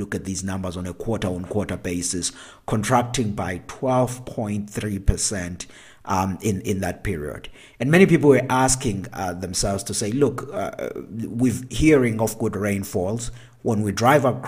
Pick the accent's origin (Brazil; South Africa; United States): South Africa; here at home in South Africa